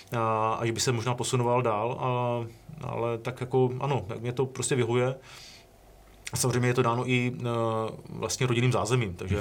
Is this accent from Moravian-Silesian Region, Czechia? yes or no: yes; Ostrava, Moravian-Silesian Region, Czechia; já jsem Ostravák, že jo, z Ostravy